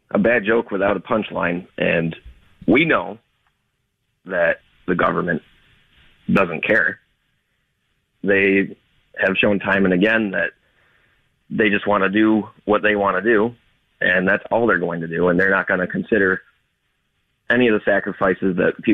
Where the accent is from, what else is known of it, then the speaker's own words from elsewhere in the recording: Canajoharie, New York, United States; from Canajoharie. Canajoharie.